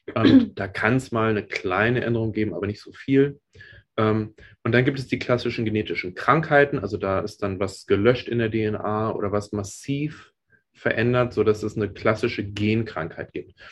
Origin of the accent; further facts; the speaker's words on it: Germany; now in United States; Ich bin ja in Deutschland aufgewachsen